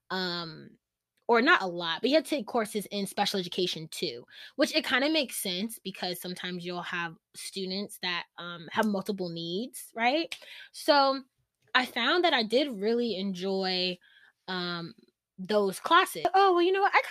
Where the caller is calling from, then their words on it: Virginia, United States; I'm tuning in from Virginia